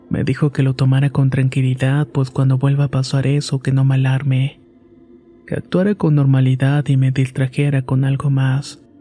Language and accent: Spanish; Yucatán, Mexico; Soy originario de Yucatán y por motivos de la pandemia mi abuelo falleció el año pasado.